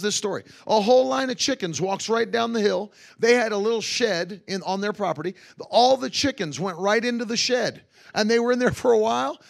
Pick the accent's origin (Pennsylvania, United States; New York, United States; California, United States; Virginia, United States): Virginia, United States; Virginia Beach; I grew up in Virginia Beach.